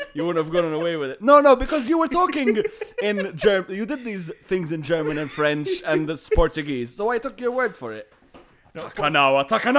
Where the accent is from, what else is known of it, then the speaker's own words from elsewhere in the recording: Malta; I am from Malta.